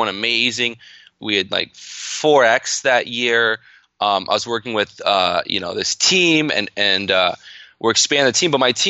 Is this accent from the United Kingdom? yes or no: no; Canada; And I'm in Canada. And so that kind of resulted in a whole bunch of tax implications, being a Canadian entrepreneur partnering in the States.